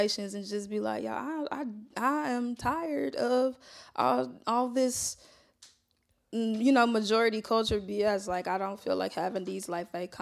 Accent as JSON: {"language": "English", "town": "Atlanta", "region": "Georgia", "country": "United States", "tie": "born or raised there", "also_born_or_lived": "St. Louis / Chicago", "moved": "as an adult", "lives_now": "Ann Arbor, United States", "said": "I had my experience growing up in Atlanta around blackness"}